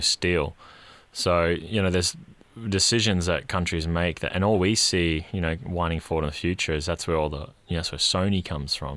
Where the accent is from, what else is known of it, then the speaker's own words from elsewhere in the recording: Queensland, Australia; now in Melbourne, Australia; being a Queenslander again